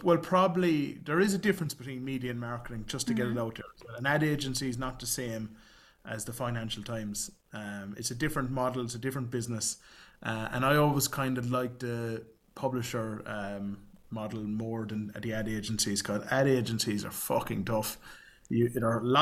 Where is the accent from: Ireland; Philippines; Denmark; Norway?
Ireland; Youghal, Munster; moved away as an adult; also born or lived in Chicago; now in London, United Kingdom; I grew up in a town called Youghal in the East Cork, southeast of Ireland.